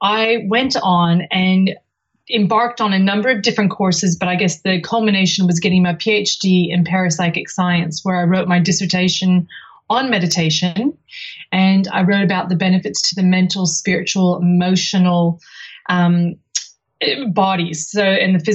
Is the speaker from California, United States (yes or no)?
yes; California, United States; moved away as an adult; now in Sydney, Australia; I came from the United States, from California, before I moved to Sydney in 1995